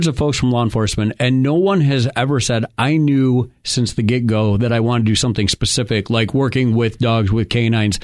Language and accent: English; New York, United States; moved away; I'm from New York